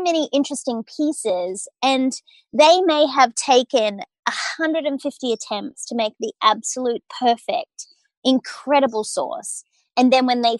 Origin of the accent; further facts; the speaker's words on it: Australia; accent: Australian; moved away as an adult; now in United States; as an Australian, I grew up working hard but playing hard